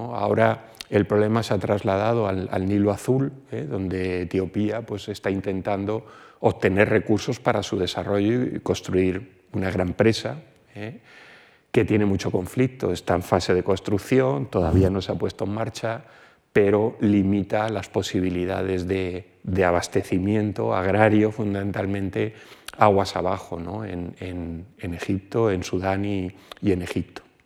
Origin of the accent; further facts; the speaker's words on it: Alicante, Valencian Community, Spain; De donde yo vengo, una porción del agua del grifo viene de una desaladora de, forma continua en Alicante